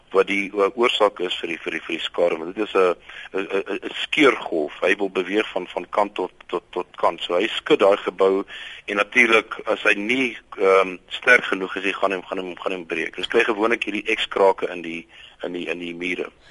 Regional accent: Boksburg, Gauteng, South Africa; ek het wel groot geword in Boksburg, ehm um, in die in die in die Oosrand.

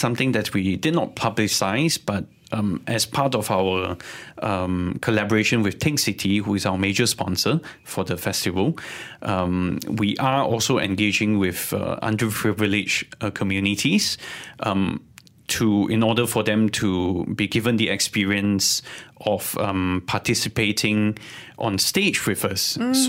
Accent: Sabah, Malaysia; I'm also from Sabah.

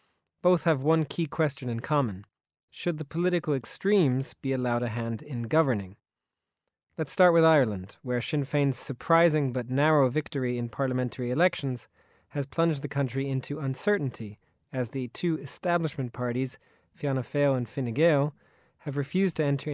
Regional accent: Austria; my home country of Austria

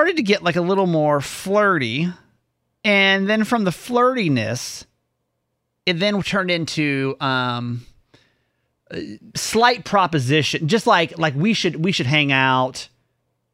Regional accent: the South, United States; I grew up in the South

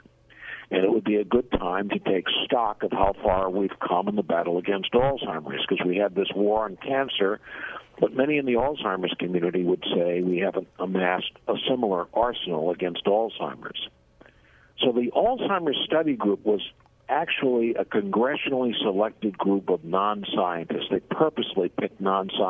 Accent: Boston, Massachusetts, United States; moved away as an adult; now in Washington, United States; I'm originally from the Boston area, though I've lived in Washington for more than 40 years.

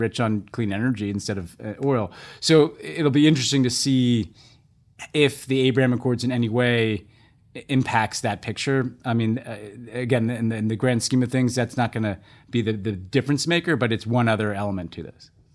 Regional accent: United States; as an American

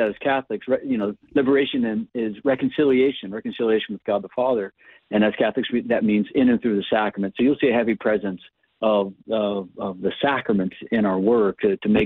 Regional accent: Ohio, United States; moved away; I'm from Ohio originally

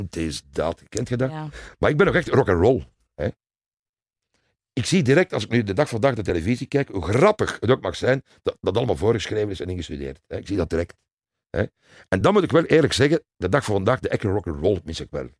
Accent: Leuven, Flanders, Belgium; Ik ben geboren in Leuven

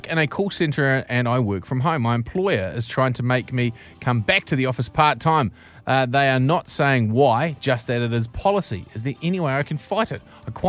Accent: Mount Maunganui, Bay of Plenty, New Zealand; Say for example, I'm from Mount Maunganui, and there is certain times of the year where there's a liquor ban on downtown Mount Maunganui.

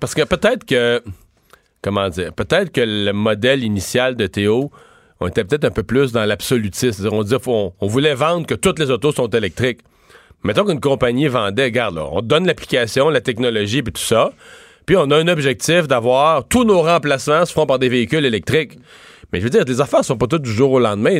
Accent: Canada; c'est chez nous, au Canada

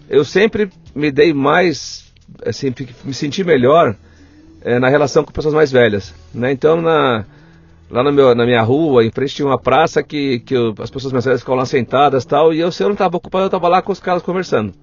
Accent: Guarulhos, São Paulo, Brazil; Eu nasci aqui pertinho, no Hospital do Servidor Público Estadual

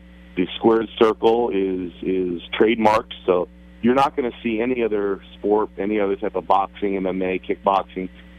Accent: Hunlock Creek, Pennsylvania, United States; I grew up in Hunlock Creek

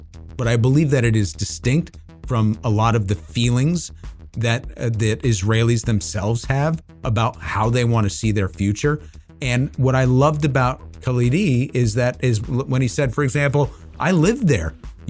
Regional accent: United States; as an American, I am very concerned for the Jewish population in the United States.

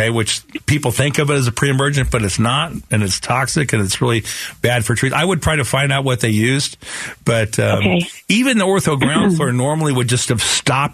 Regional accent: Sunnyslope, Arizona, United States; when I grew up with them in Sunny Slope

